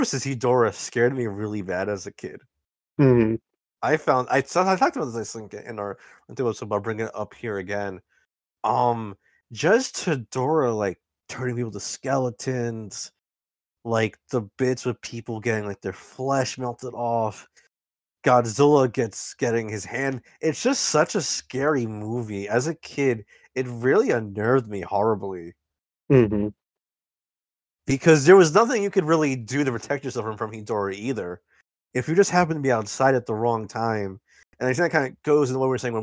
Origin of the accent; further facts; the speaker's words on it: New York City, New York, United States; I'm from New York, so I recognize a lot of the places in New York City they show off